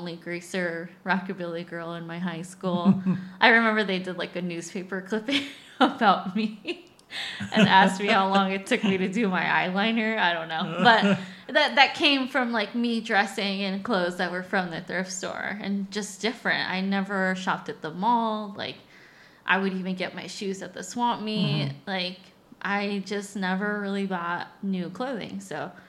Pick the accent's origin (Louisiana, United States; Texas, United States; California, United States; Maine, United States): California, United States; Inland Empire; I grew up in the Inland Empire, California, the IE.